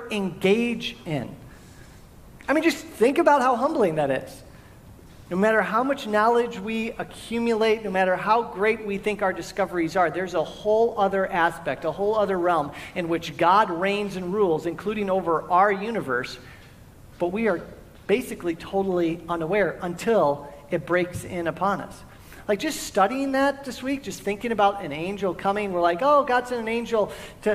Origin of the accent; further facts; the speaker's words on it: Valley Center, California, United States; I tell people when they ask where I'm from San Diego, and I don't say Valley Center. Because people don't know where Valley Center is.